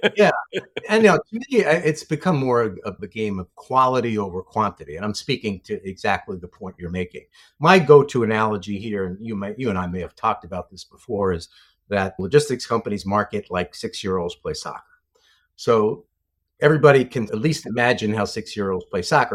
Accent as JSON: {"language": "English", "town": "New York City", "region": "New York", "country": "United States", "tie": "born or raised there", "moved": "as an adult", "said": "I'm a New York City guy, grew up, grew up in, uh, a great neighborhood in the Bronx and stayed there for the first twenty-seven years of my life"}